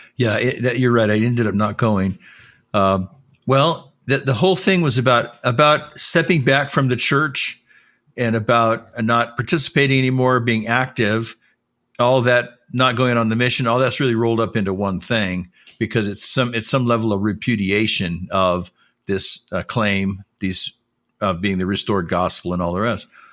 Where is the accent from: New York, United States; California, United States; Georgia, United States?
California, United States; Los Angeles; also born or lived in Salt Lake City, Utah; I didn't grow up in Utah. I grew up in Southern California in the Los Angeles area